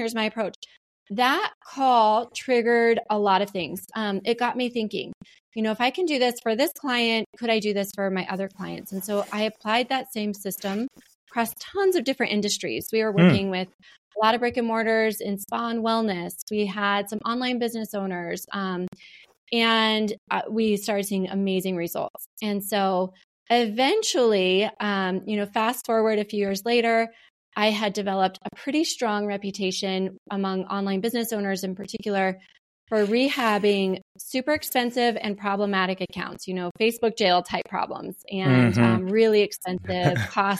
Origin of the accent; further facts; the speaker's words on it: Montana, United States; I grew up in Montana as well.